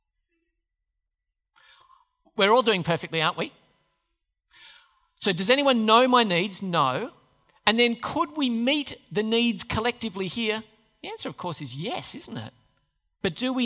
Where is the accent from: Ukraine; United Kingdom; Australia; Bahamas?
Australia; we're Aussies